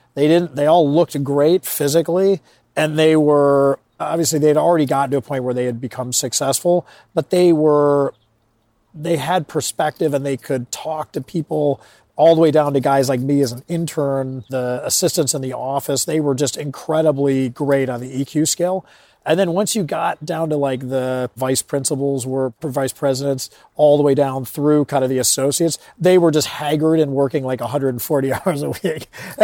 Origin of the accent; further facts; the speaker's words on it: Chicago, Illinois, United States; I grew up in Chicago and went to college at DePauw University in Greencastle, Indiana.